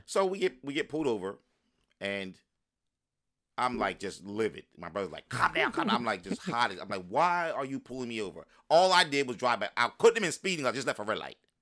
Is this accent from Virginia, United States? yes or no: no; Palmyra, New Jersey, United States; also born or lived in Philadelphia, Pennsylvania / Willingboro, New Jersey; I grew up in Burlington County when I came, came back from Philly